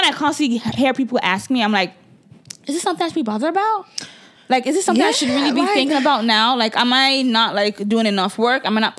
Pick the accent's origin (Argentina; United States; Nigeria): Nigeria; As a Nigerian woman, how is that being single?